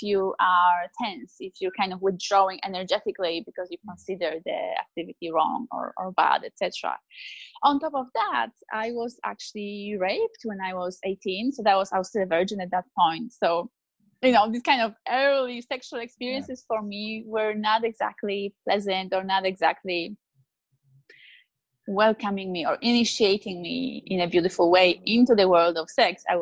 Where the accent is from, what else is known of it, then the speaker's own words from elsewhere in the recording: Poland; now in Australia; I grew up in Poland in a very good Catholic family